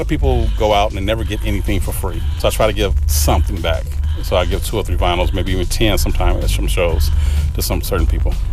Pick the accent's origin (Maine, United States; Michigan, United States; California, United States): California, United States; Los Angeles; growing up in South Central Los Angeles